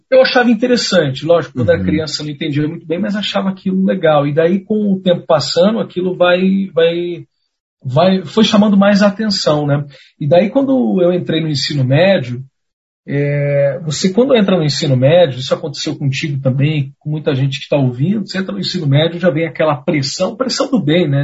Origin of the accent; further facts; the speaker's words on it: Pinhais, Paraná, Brazil; eu sou de Pinhais, que fica coladinho né, com Curitiba.